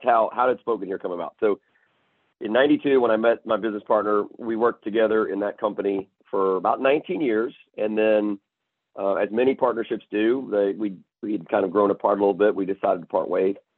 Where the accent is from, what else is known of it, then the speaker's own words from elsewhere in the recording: Chattanooga, Tennessee, United States; moved away as an adult; also born or lived in Memphis, Tennessee; now in Houston, United States; born and raised in Chattanooga, Tennessee